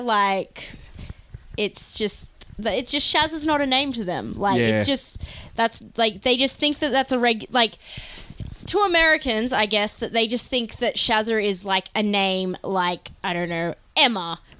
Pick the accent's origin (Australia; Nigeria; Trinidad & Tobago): Australia; Because we're Australian.